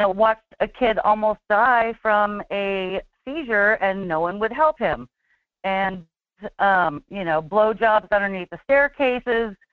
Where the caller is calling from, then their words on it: Fairbanks, Alaska, United States; from Fairbanks.